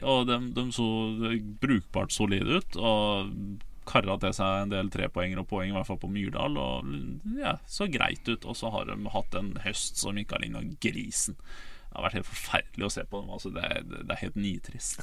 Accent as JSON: {"language": "Norwegian", "town": "Ålesund", "region": "Møre og Romsdal", "country": "Norway", "said": "jeg er fra der, jeg, der jeg er fra"}